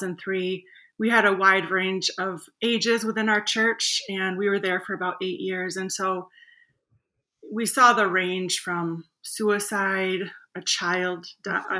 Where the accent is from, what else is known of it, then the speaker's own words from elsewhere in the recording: Grand Rapids, Michigan, United States; I grew up in Grand Rapids, Michigan